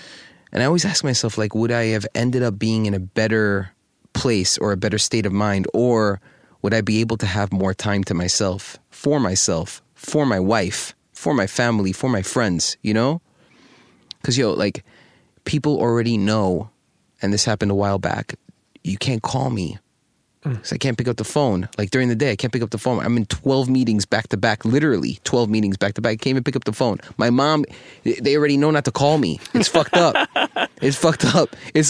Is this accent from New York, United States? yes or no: yes; New York City, New York, United States; I wish that everybody had the ability to live in the cultural climate that we lived in growing up in New York City, seeing all the different types of cultures and foods and fashion and style.